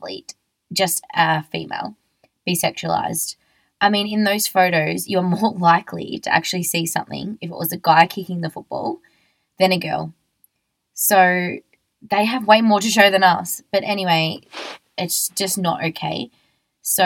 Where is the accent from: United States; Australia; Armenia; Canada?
Australia; I'm just an Australian girl